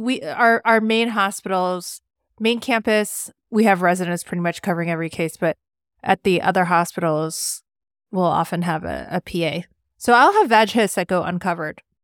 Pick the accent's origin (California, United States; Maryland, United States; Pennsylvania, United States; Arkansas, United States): California, United States; moved away as an adult; also born or lived in Rhode Island / Rochester, New York / Pittsburgh / Washington, D.C.; now in Cleveland, United States; I grew up in California, and then I came to the East Coast